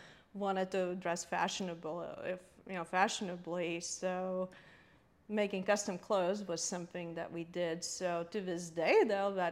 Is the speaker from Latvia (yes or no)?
yes; Latvia; now in United States; growing up in Latvia, though, you have to also realize it was Soviet Union. It was 1970s and 80s